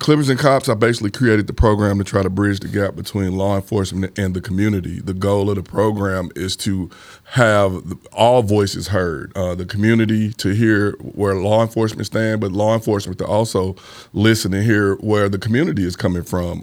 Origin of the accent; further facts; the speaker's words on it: St. Louis, Missouri, United States; I grew up in the Fountain Park neighborhood.